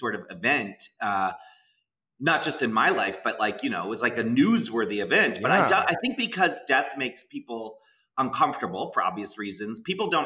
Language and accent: English; Maryland, United States; moved away as an adult; also born or lived in Pennsylvania; now in San Francisco, United States; I grew up in Maryland. I went to school in Pennsylvania.